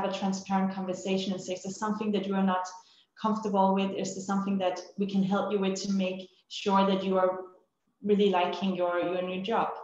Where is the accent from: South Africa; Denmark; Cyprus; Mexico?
Denmark; moved away as an adult; now in Dubai, United Arab Emirates; we are from Denmark